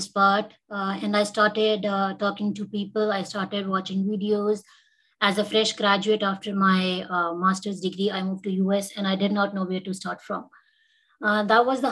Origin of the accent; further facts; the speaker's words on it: India; moved away as an adult; now in California, United States; I am from India. I was a dentist in India.